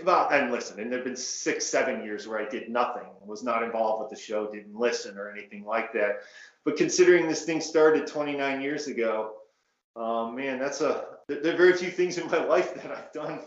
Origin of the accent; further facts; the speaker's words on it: Detroit, Michigan, United States; moved away; also born or lived in Washington, D.C.; I'm born and raised in Detroit, Michigan. I left in 1981.